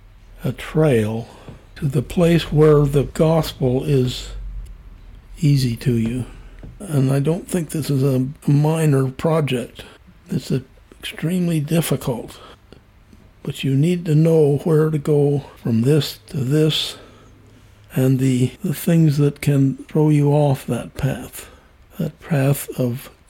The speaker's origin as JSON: {"language": "English", "region": "Wyoming", "country": "United States", "tie": "born or raised there", "also_born_or_lived": "San Juan / Harrisburg", "moved": "yes", "said": "I was born in Wyoming and lived west of that my whole life."}